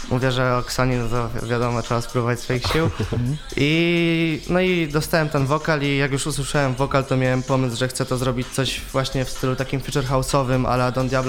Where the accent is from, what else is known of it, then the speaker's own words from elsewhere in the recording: Będzin, Silesian Voivodeship, Poland; ja jestem z Będzina. To jest okolica Będzin. Katowic.